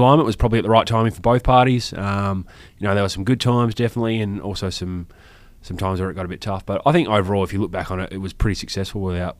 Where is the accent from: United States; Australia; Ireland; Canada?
Australia; Western Australia